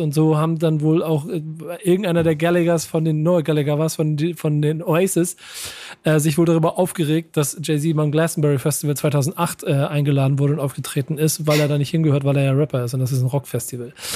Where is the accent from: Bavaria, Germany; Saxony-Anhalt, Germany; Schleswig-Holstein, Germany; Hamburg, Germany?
Hamburg, Germany; als Hamburger